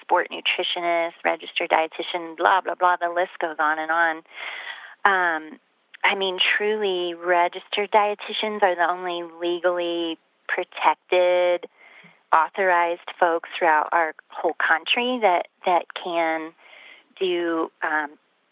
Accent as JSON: {"language": "English", "region": "Midwest", "country": "United States", "moved": "yes", "lives_now": "Colorado, United States", "said": "when I moved to Colorado from the Midwest, which is where I come from"}